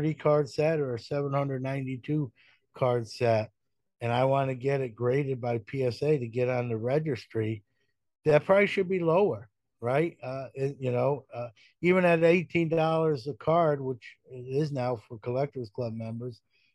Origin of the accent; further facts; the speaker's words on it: New York City, New York, United States; growing up in Brooklyn.